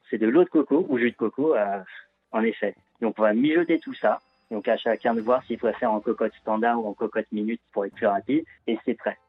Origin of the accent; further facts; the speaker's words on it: France; je suis né en France